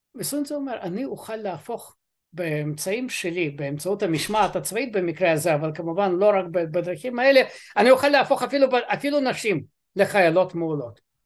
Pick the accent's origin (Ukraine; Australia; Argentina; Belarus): Ukraine; now in Israel; אני אוקראיני